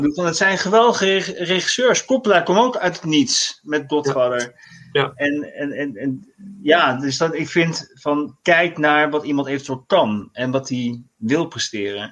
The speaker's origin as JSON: {"language": "Dutch", "town": "The Hague", "region": "South Holland", "country": "Netherlands", "said": "Ik ehm, woon in Den Haag. Ik kom uit Den Haag"}